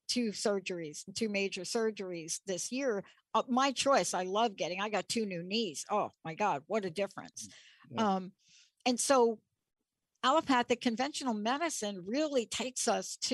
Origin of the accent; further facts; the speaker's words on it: New York, United States; I'm from New York